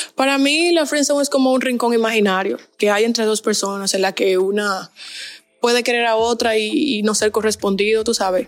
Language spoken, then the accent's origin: Spanish; Dominican Republic; moved away as an adult; now in Barcelona, Spain; yo soy dominicana. Estoy ahora mismo estudiando en Barcelona.